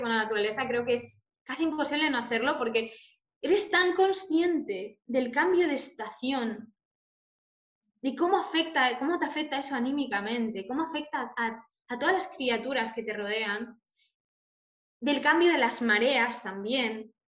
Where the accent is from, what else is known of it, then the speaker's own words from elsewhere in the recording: Galicia, Spain; soy, soy gallega